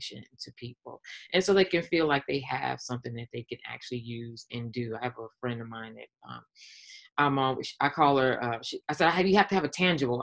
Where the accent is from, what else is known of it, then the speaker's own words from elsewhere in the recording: Los Angeles, California, United States; born and raised on the West Coast, LA Cali girl